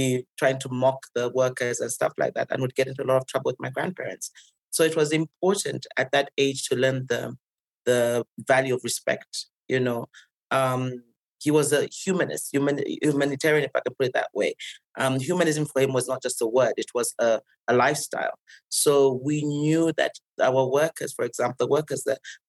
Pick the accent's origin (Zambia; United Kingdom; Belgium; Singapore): Zambia; born or raised there; now in Nairobi, Kenya